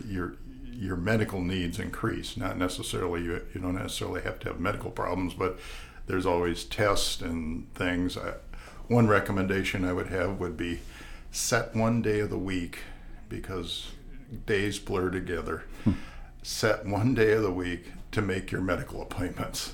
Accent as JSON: {"language": "English", "town": "La Crosse", "region": "Wisconsin", "country": "United States", "tie": "born or raised there", "moved": "yes", "lives_now": "Tucson, United States", "said": "I was born in 1950 in La Crosse, Wisconsin"}